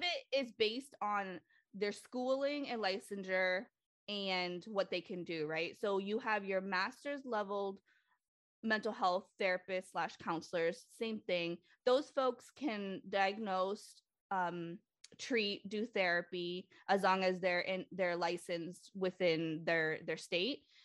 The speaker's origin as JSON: {"language": "English", "town": "Lynn", "region": "Massachusetts", "country": "United States", "tie": "born or raised there", "said": "I um was born and raised in Lynn, Massachusetts"}